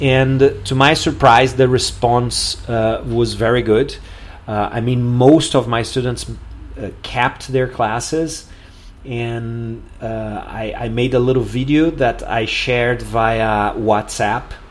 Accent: Porto Alegre, Rio Grande do Sul, Brazil; here in Porto Alegre, in my hometown

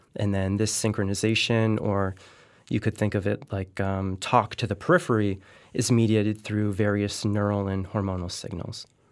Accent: Connecticut, United States; living in Connecticut, I'm from Connecticut

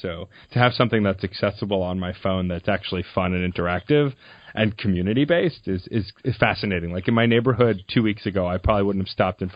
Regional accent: New York, United States; Growing up in New York

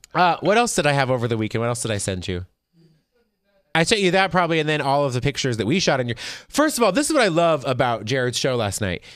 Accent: Las Vegas, Nevada, United States; I'm from Vegas

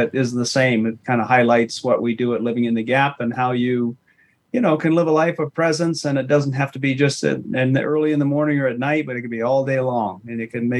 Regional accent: Dexter, Maine, United States; Dexter, Maine.

